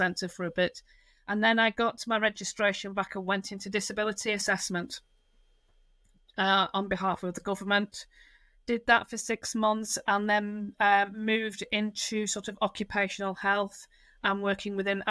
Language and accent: English; Lancashire, near Blackpool, North West England, United Kingdom; moved away; I am originally from Lancashire in the UK, which near a town called Blackpool